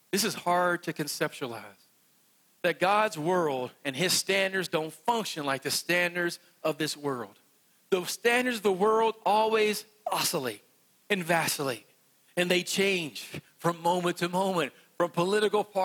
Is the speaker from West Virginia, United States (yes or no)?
yes; West Virginia, United States; I'm from West Virginia. It's not going to come out like the way it does for you all